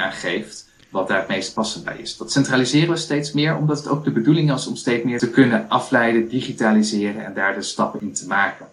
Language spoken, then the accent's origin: Dutch; Culemborg, Gelderland, Netherlands; also born or lived in Twente; now in Ede, Netherlands; Ik ben opgegroeid in Culemborg